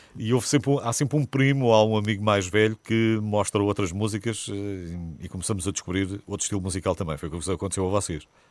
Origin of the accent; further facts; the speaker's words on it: Peniche, Centro, Portugal; Sou, sou de Peniche, perto de Peniche, São Bernardino, essa grande terra